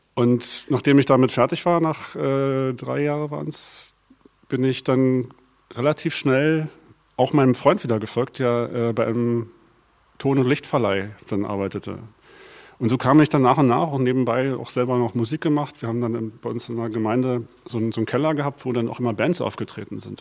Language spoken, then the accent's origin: German; Berlin, Germany; Also ich bin gebürtiger Berliner, Westberliner